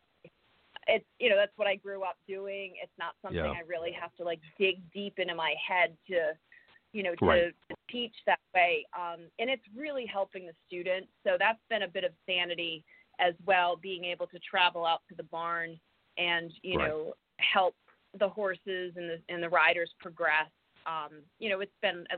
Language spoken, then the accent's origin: English; Rhode Island, United States; moved away as an adult; also born or lived in Connecticut / Brooklyn; I grew up in Rhode Island